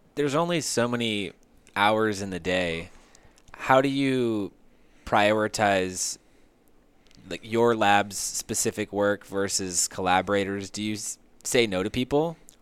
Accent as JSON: {"language": "English", "town": "San Diego", "region": "California", "country": "United States", "tie": "born or raised there", "said": "I grew up in San Diego"}